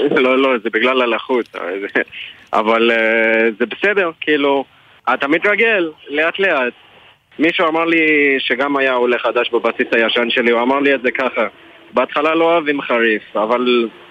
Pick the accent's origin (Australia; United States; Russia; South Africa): South Africa; Johannesburg, Gauteng; Hebrew is a second language; moved away as an adult; now in Israel; אני בעיקרון מדרום אפריקה